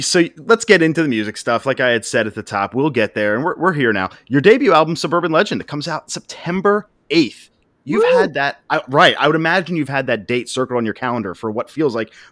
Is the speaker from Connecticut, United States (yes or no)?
no; Philadelphia, Pennsylvania, United States; we're from Philly.